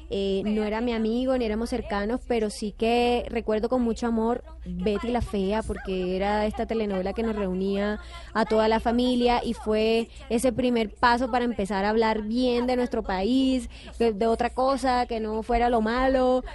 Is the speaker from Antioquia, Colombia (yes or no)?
no; Montería, Córdoba, Colombia; en Montería, en mi tierra